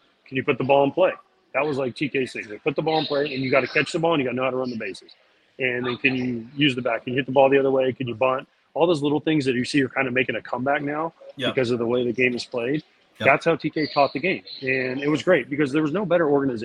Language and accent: English; Orlando, Florida, United States; I'm from Orlando.